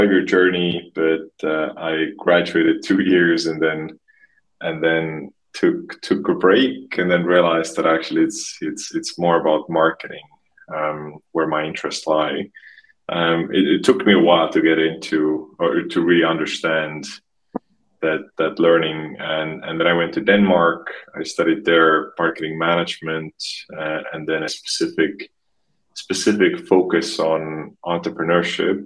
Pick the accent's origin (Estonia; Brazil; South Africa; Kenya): Estonia; moved away; I'm originally from a small, tiny country called Estonia